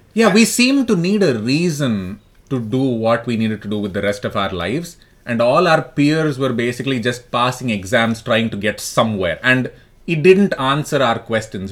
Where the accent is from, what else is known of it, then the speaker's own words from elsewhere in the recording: Delhi, India; also born or lived in Chennai; I'm from Delhi. I did a lot of my schooling and college there, but I was born in Madras.